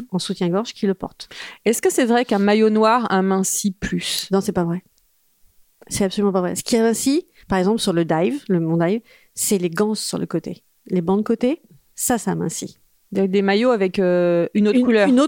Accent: France; also born or lived in Corsica (summers, ancestry) / China; je suis française et j'ai été élevée à la française avec des marques françaises autour de moi

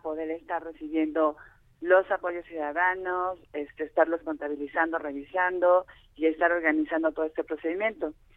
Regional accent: Mexico; nosotros claros como como mexicanas y mexicanos

